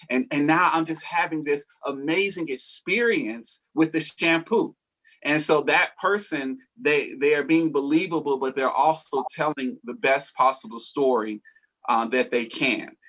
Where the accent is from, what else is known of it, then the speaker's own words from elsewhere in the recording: Atlanta, Georgia, United States; I am also from Atlanta, Georgia. I was born and raised here.